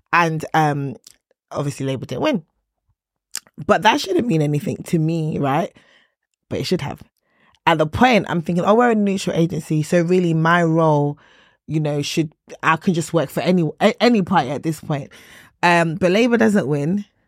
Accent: Nigeria; I'm Nigerian

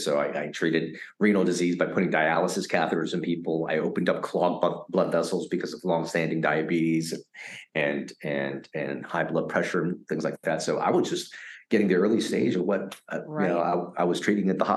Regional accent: United States; also born or lived in Vietnam / Philippines; a kid growing up in America after surviving that boat journey

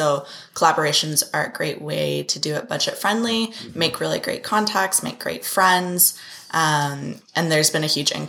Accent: Abbotsford, British Columbia, Canada; In Abbotsford.

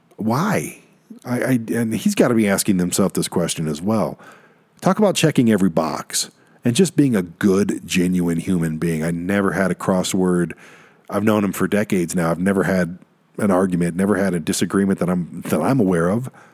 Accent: Detroit, Michigan, United States; we're both from Detroit

